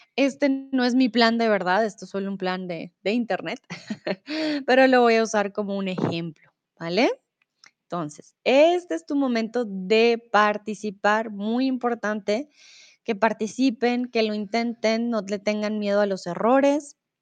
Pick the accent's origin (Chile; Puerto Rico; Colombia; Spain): Colombia; now in Germany; soy de Colombia, comúnmente vivo en Alemania y ahora estoy en México